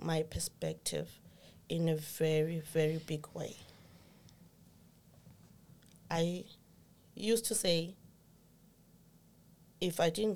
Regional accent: Zimbabwe; moved away as an adult; now in Ireland; Originally, I'm from Zimbabwe. Now I reside here in Ireland.

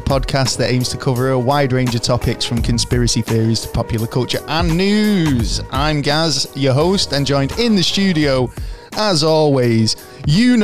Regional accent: Manchester, North West England, United Kingdom; I'm from Manchester, England, UK

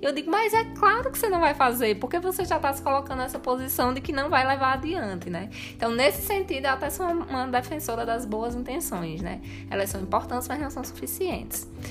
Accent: Rio Grande do Norte, Brazil; now in Campinas, Brazil; nós somos do Rio Grande do Norte, com raiz novos.

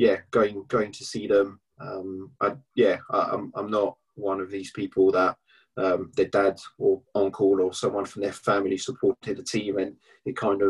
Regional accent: Paris, Île-de-France, France; moved away as an adult; now in England; I was born in Paris. I grew up just outside of Paris.

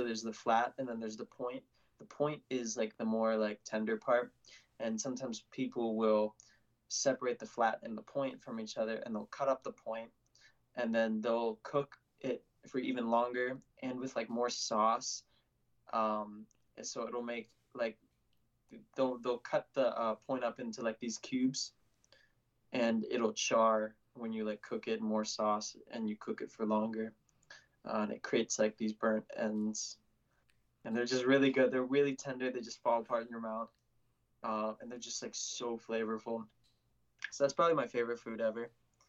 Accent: the South, United States; accent: Southern; I think I have a little bit of Southern in my accent just because I did grow up in the South.

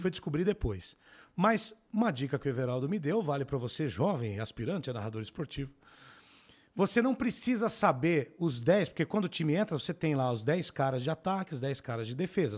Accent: São Paulo, Brazil; Eu sou do Capão Redondo, né? Cresci lá.

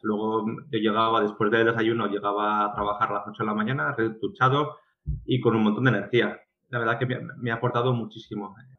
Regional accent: Pamplona, Navarre, Spain; now in Oslo, Norway; en Pamplona, que es de donde vengo

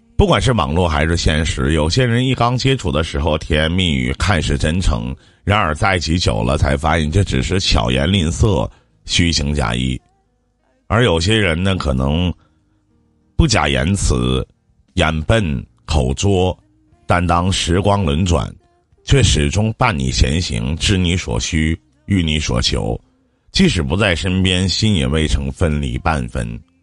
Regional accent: Shenyang, Liaoning, China; 我是东北沈阳这边的，我老家那边

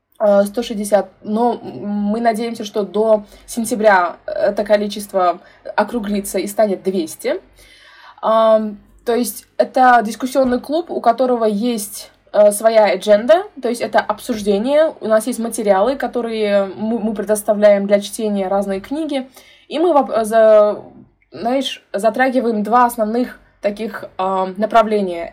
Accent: Tashkent, Uzbekistan; я э, родилась и выросла в Ташкенте, в Узбекистане

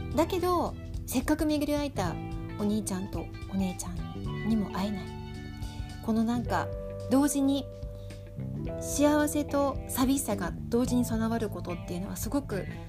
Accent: Shinjuku, Tokyo, Japan; moved away; also born or lived in Hokkaido; 自分が出身の新宿と北海道

